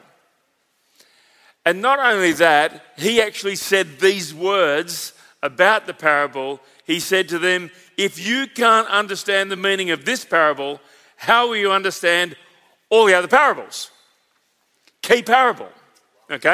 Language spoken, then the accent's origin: English; Victoria, Australia; a Victorian on the platform